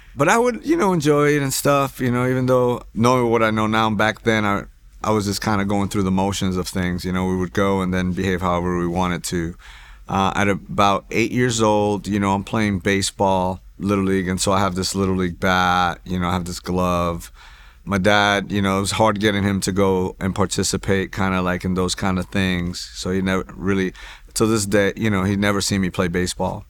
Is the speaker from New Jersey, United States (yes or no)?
yes; Hoboken, New Jersey, United States; also born or lived in New York; now in Houston, United States; I was born in Jersey City, New Jersey, uh, raised in Hoboken